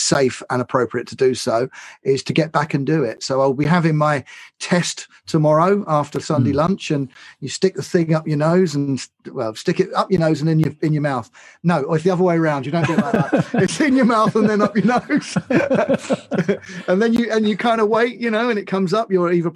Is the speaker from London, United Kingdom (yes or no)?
yes; London, United Kingdom; I'm a Londoner. I love London